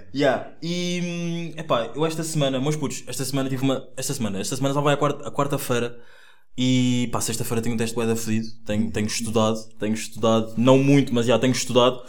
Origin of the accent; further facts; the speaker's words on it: Angola; now in Portugal; eu nasci em Angola, tenho 21 anos, estudo jornalismo na lusófona